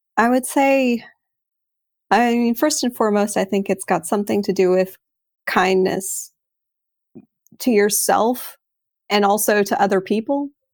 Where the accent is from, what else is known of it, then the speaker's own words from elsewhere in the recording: Texas, United States; moved away as an adult; also born or lived in Sydney, Australia / Prague, Czech Republic; now in Netherlands; I'm originally from Texas, and I grew up most of my life in Texas, aside from living in Sydney as a kid with my family.